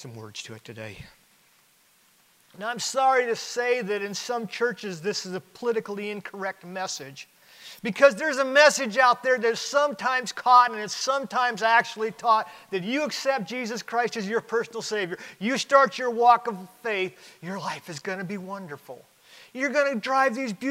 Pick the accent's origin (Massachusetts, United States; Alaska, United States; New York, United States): Alaska, United States; I grew up in Alaska.